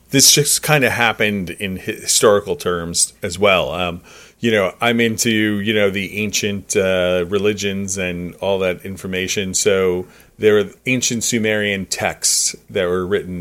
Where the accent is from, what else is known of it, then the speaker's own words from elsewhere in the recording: New York, United States; as a New Yorker